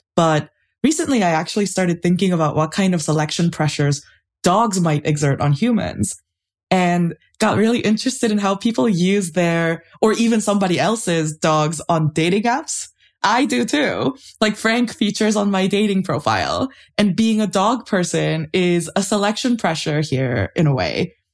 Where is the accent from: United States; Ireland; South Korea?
South Korea; Seoul; I grew up in Seoul, and my grandparents had a bunch of dogs